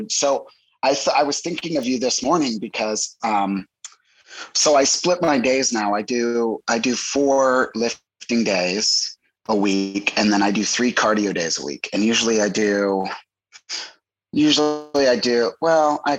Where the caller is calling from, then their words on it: Syracuse, New York, United States; I'm calling from Syracuse, New York, where it is like 17 degrees and snowy right now.